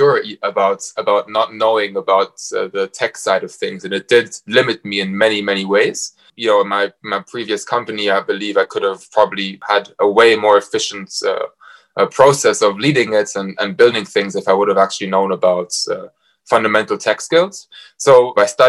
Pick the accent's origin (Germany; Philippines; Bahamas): Germany; Frankfurt, Hesse; moved away as an adult; also born or lived in Warwick, England / Cambridge, England / Bath, England; now in London, United Kingdom; I'm from Frankfurt, and I left Germany in 2016 to go study at Warwick Business School